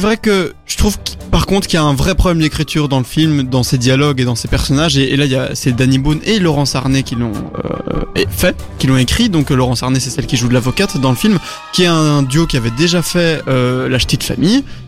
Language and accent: French; Belgium; on est des Belges moyens